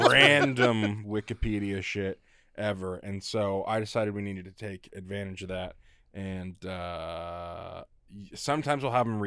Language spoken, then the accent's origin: English; Washington, United States; I'm not from Wisconsin. I'm born and raised in Washington, but my mom is from Wisconsin.